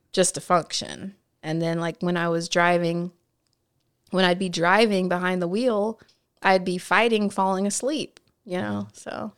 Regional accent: Nebraska, United States; also born or lived in California; now in Washington, D.C., United States; I spent, like, my most impressionable years in the Midwest

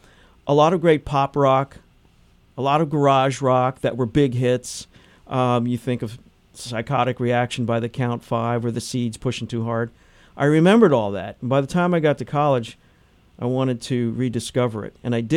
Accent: New Jersey, United States; moved away as an adult; I came here in 1978 from New Jersey to go to school at Muhlenberg

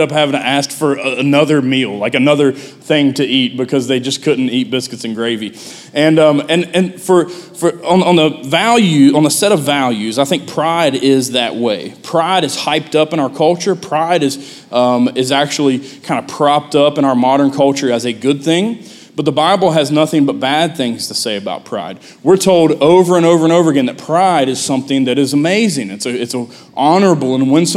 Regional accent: United States; also born or lived in West Virginia; being an American that speaks English

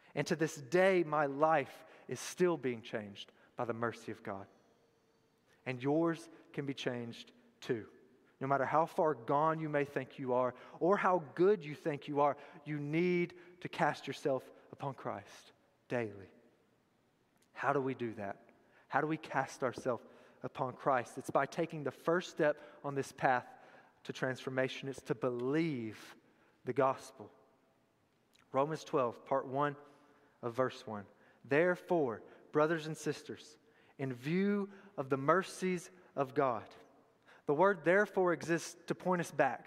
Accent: Tullahoma, Tennessee, United States; I was born and raised in Tullahoma

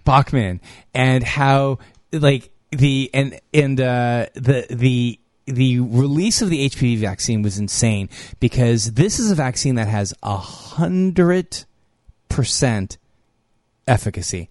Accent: California, United States; I'm from California.

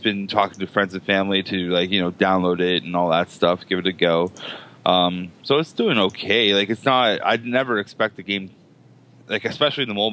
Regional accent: Hamilton, Ontario, Canada; I'm Hamiltonian

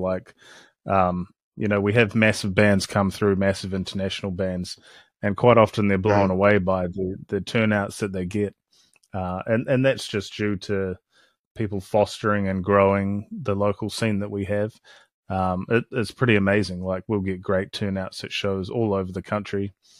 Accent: Christchurch, Canterbury, New Zealand; We're from Christchurch, which is in the South Island.

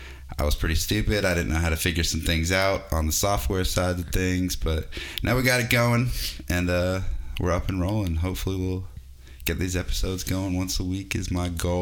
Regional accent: Boston, Massachusetts, United States; moved away; I was born in Boston

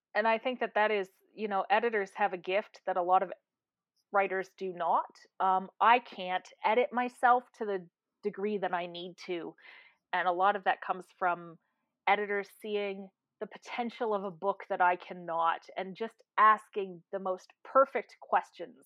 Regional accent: Canada; I am a Canadian

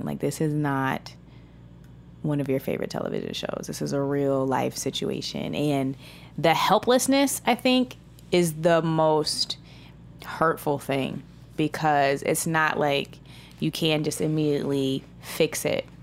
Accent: United States; I'm American

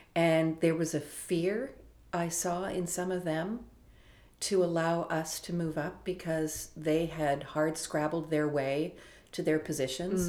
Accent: Toronto, Ontario, Canada; I was from Toronto. My parents were still here

